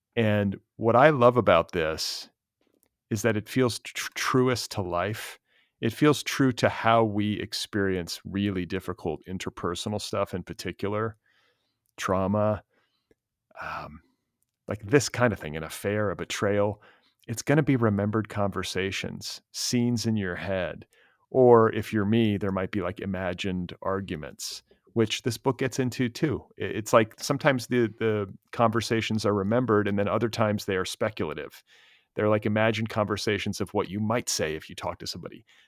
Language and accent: English; Indiana, United States; I'm from Indiana